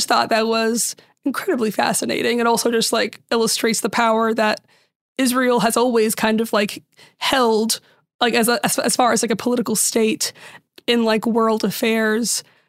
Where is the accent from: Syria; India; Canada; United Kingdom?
Syria; I'm from Syria, but even in Syria, everyone, like, in most Middle Eastern countries, there was a mix of all these religions and they all got along.